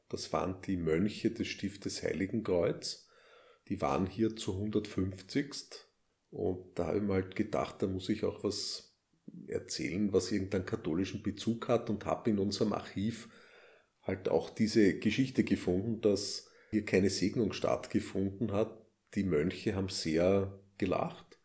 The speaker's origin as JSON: {"language": "German", "region": "Styria", "country": "Austria", "accent": "Styrian", "said": "meinen scheinbar steirischen Akzent, meinen steirischen englischen Akzent"}